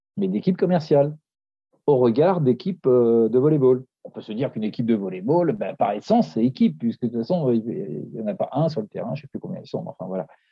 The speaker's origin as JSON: {"language": "French", "town": "Paris", "region": "Île-de-France", "country": "France", "said": "je suis de Paris"}